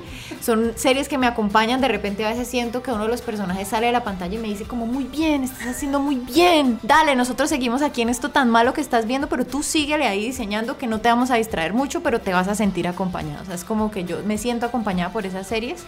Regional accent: Pamplona, Norte de Santander, Colombia; yo soy de Pamplona, Pamplona es, sí, es, un, es una ciudad pequeña, es un pueblo

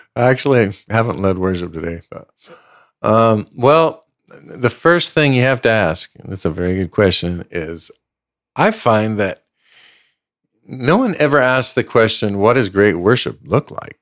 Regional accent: El Paso, Texas, United States; moved away; also born or lived in Los Angeles; I was born and raised in El Paso, Texas

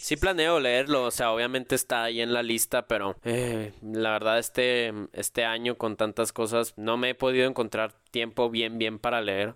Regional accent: Mexico; yo también me siento apegado en las buenas y en las malas aquí con, con la tierra, con la patria

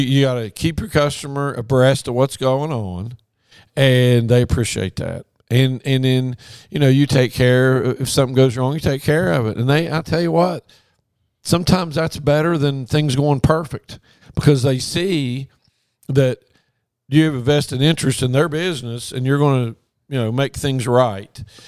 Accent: Logan, West Virginia, United States; moved away as an adult; also born or lived in Morgantown, West Virginia / Baton Rouge, Louisiana; I grew up in Logan. Family's still there

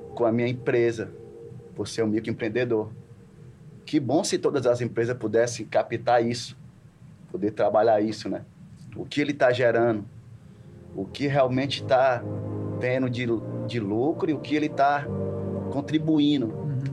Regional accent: Fortaleza, Ceará, Brazil; moved away as an adult; also born or lived in Rio de Janeiro; Praia de Tanzinho, onde nasci e me criei

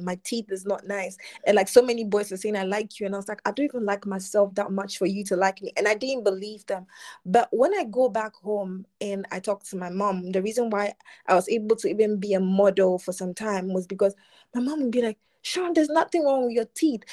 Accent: Ghana; born or raised there

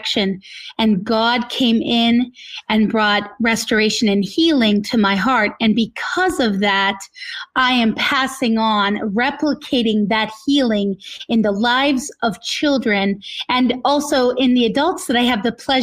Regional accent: northern Minnesota, United States; also born or lived in California; I was born in California, and we moved to northern Minnesota to be near my grandparents

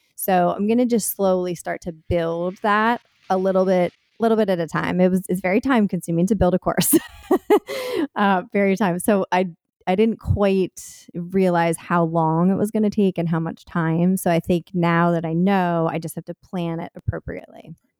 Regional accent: Delaware, United States; now in Philadelphia area, United States; I grew up in Delaware

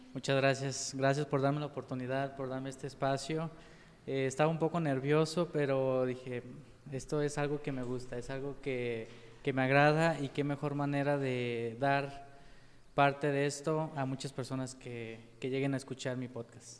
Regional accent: Pegueros, Jalisco, Mexico; also born or lived in Yahualica / Guadalajara / Tepatitlán; soy originario de Pegueros, pero nací en Yahualica.

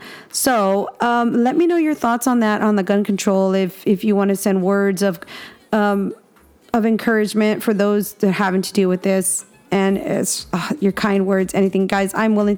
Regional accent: Texas, United States; I'm a Texan

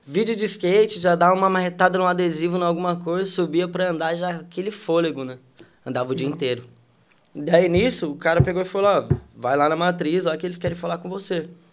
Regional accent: Porto Alegre, Rio Grande do Sul, Brazil; moved away as an adult; also born or lived in Alvorada; now in Europe; E sou de Porto Alegre, Rio Grande do Sul.

